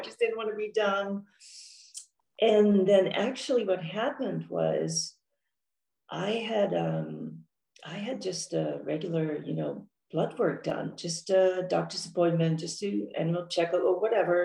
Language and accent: English; Netherlands; moved away as an adult; also born or lived in Amsterdam / Orange County, California; now in San Diego, United States; I was born and raised in Holland, in the Netherlands